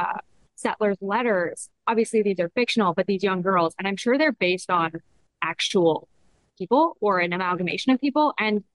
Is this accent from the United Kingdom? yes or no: no; Canada; As a Canadian